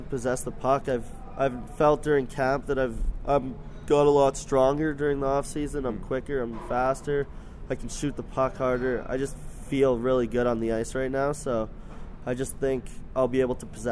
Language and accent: English; Lloydminster, Canada; We were always Oilers fans growing up, because growing up in Lloydminster, they were the closest team to us